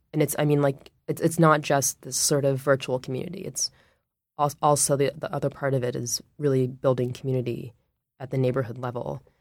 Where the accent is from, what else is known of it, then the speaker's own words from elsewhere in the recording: Washington, District of Columbia, United States; moved away as an adult; now in Oakland, United States; I grew up in Washington, D C